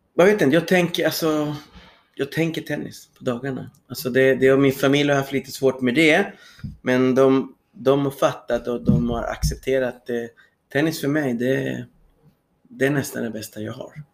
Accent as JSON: {"language": "Swedish", "town": "Santiago", "region": "Santiago Metropolitan Region", "country": "Chile", "tie": "born or raised there", "also_born_or_lived": "Sweden", "second_language": "Swedish", "moved": "as an adult", "lives_now": "Södertälje, Sweden", "said": "Jag kommer från Chile, född i Santiago"}